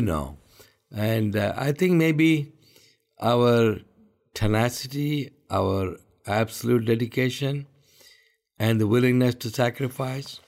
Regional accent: India; I'm an Indian. I live all my life in India. And this is my country.

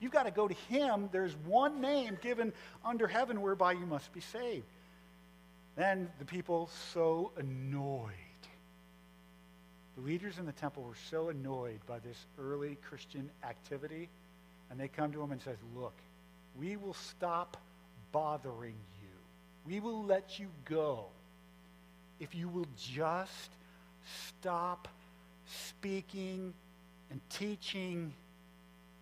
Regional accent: Fond du Lac, Wisconsin, United States; also born or lived in Sheboygan County; I was born in Fond du Lac, and my whole family is actually from Sheboygan County

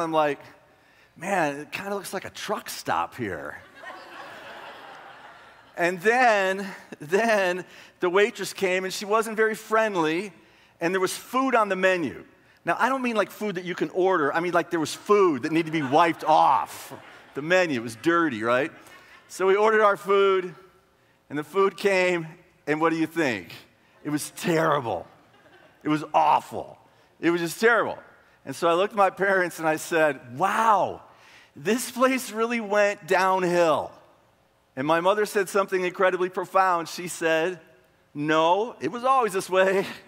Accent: Marshall, Texas, United States; moved away as an adult; now in Gaylord, United States; I grew up in a town in northeast Texas, uh, Marshall

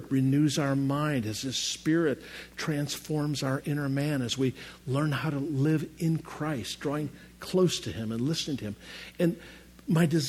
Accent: Chicago, Illinois, United States; I'm from Chicago, and there's a gorgeous fountain right along Lake Michigan

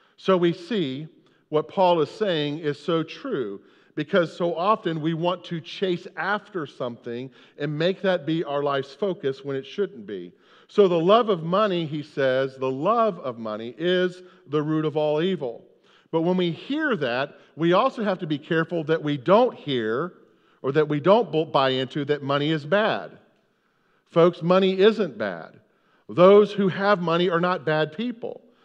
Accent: United States; we're from America

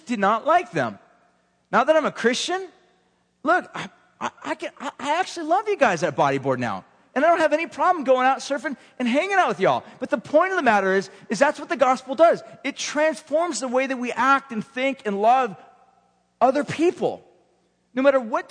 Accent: Huntington Beach, California, United States; I grew up in Huntington Beach

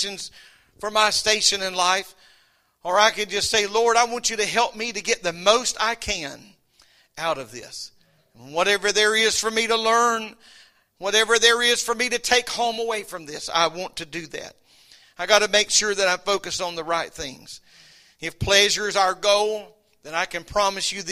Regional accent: United States; I'm glad I'm an American

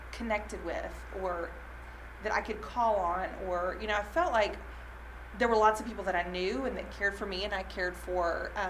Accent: Southern United States, United States; also I went to Lipscomb and I'm from the South and I just feel like I know a lot of people

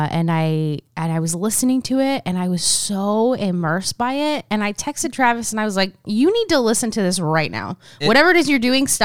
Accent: Argentina; Oh yeah. I, I'm from Argentina.

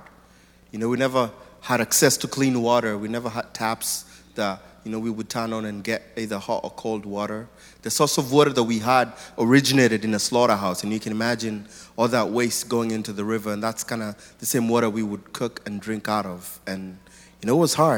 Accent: Nairobi, Kenya; I was born in Nairobi, Kenya, in a family of 3 boys

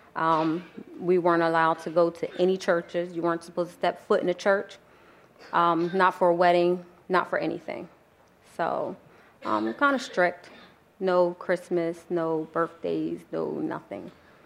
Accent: New Jersey, United States; also born or lived in Philadelphia, Pennsylvania; I was born in Philadelphia, Pennsylvania, but raised in New Jersey

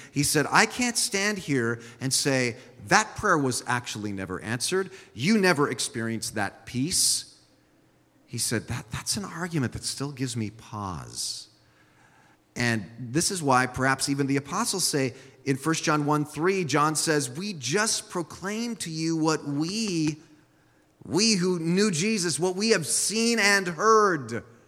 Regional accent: San Jose, California, United States; first language Swiss German; English is a second language; my first language was Swiss German when I was a small child, but I grew up here in San Jose

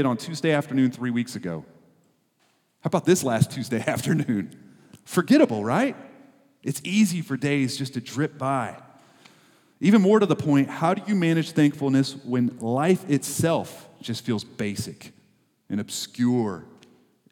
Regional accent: Texas, United States; we're from Texas

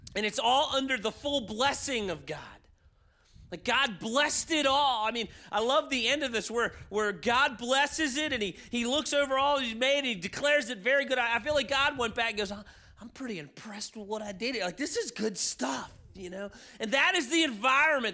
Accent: Baltimore, Maryland, United States; also born or lived in Chicago; I moved back to my hometown in Baltimore

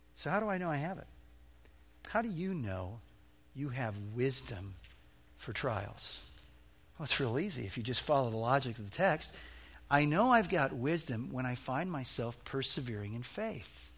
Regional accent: Illinois, United States; moved away; I'm a flatlander from Illinois, and we didn't have hills in Illinois.

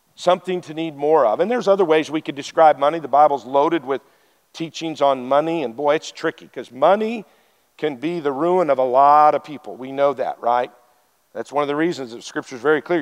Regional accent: Wyoming, United States; I'm from Wyoming. Stop signs were suggestions

